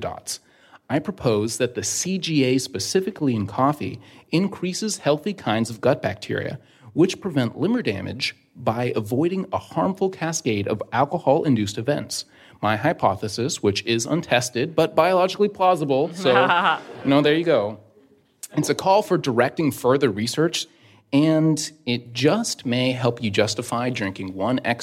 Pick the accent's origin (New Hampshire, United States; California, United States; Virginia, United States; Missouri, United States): California, United States; San Diego; now in Washington, D.C., United States; I'm from San Diego, California, and now I'm working down in Washington, D.C.